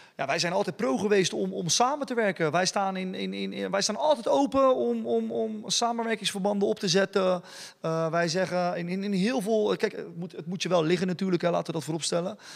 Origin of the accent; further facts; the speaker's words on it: Dordrecht, South Holland, Netherlands; als Dordtenaar zijn, de, eh, zijn we allemaal trotse ambassadeurs van onze stad